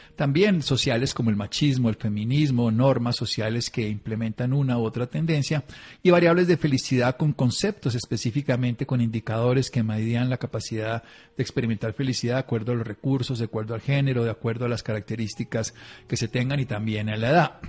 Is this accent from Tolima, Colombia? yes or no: yes; Tolima, Colombia; now in La Calera, Colombia; yo soy de Tolimense, pero vivo en Cundinamarca, vivo en La Calera